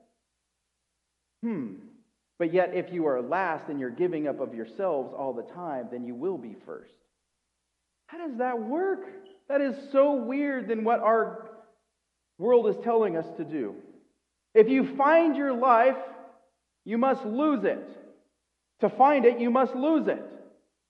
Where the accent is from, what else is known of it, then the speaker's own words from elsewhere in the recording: United States; I'm an American